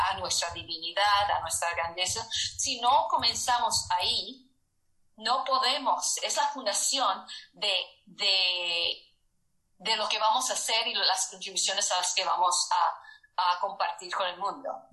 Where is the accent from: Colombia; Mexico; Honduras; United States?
United States; nací aquí en los Estados Unidos